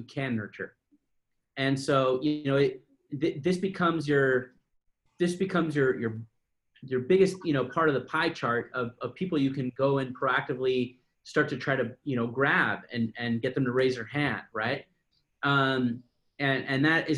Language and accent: English; San Diego, California, United States; I'm from San Diego